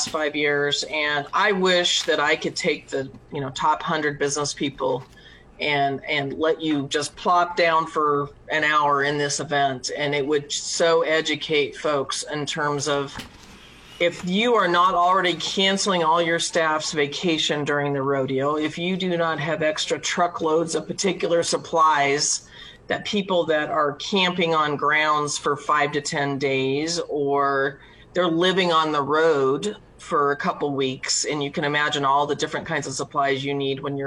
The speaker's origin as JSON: {"language": "English", "town": "York", "region": "Nebraska", "country": "United States", "said": "I'm from York, Nebraska"}